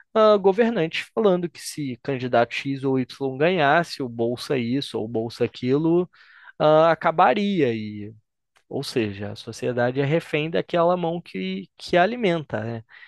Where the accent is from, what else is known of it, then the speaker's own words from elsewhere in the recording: Brazil; also born or lived in Argentina; somos nós brasileiros